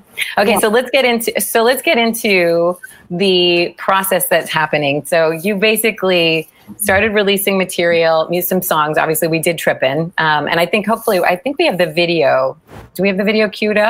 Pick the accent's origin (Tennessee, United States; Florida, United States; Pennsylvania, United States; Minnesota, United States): Pennsylvania, United States; I'm from Pennsylvania.